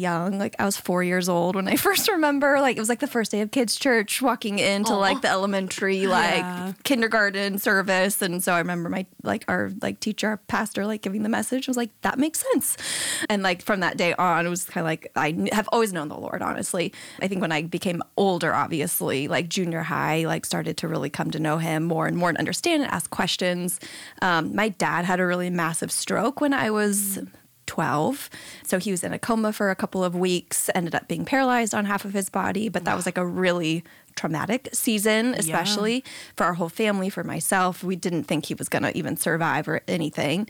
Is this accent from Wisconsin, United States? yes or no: no; San Diego, California, United States; I grew up here in San Diego